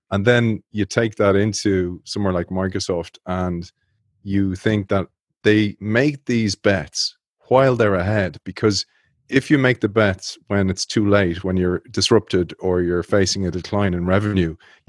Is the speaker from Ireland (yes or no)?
yes; Dublin, Leinster, Ireland; I was raised in the Phoenix Park in Dublin, which is this beautiful park. And my father was the superintendent of the park.